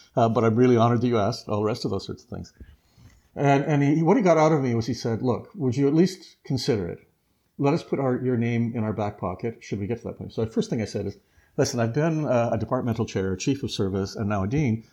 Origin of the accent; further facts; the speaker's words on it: Leamington, Ontario, Canada; I was from Leamington area, big agricultural area for it.